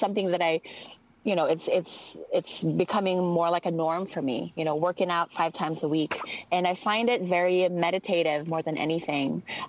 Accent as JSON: {"language": "English", "country": "Philippines", "accent": "Filipino", "second_language": "English", "said": "Like if I use my Tagalog, my Filipino accent, you would not understand me. Like this is my way of adapting to, you know, a different country, like changing up my accent a little bit."}